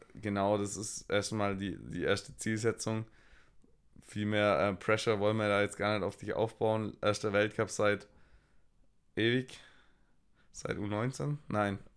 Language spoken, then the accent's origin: German; Swabia, Baden-Württemberg, Germany; accent: Swabian; ich schwebel ja auch und, ja. und, und rede so meinen Dialekt